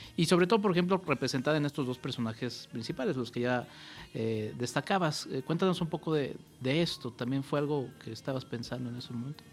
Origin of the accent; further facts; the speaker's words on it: Mexico City, Mexico; como buen chilango